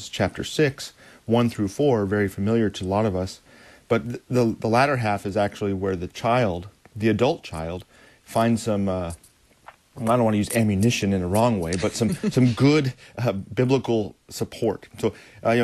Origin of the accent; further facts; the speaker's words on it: United States; as American Christians